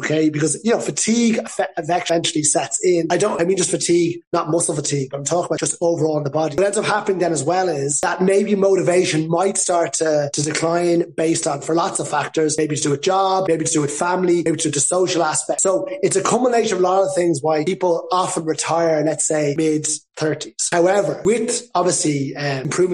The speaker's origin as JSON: {"language": "English", "town": "Dublin", "region": "Leinster", "country": "Ireland", "moved": "yes", "lives_now": "Palma de Mallorca, Spain", "said": "I'm from Dublin, Ireland, and I'm currently based in Palma de Mallorca"}